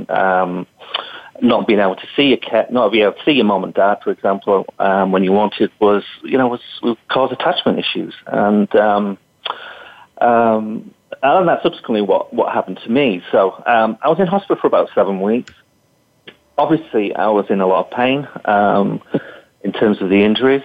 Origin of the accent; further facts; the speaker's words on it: England, United Kingdom; moved away as an adult; also born or lived in Western Australia; now in Australia; I was born in England and was qualified in England